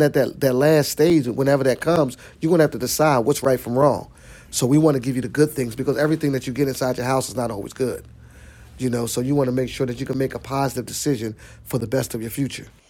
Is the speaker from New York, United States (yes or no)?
no; Philadelphia, Pennsylvania, United States; I'm from Seventh Street, Seventh Snyder area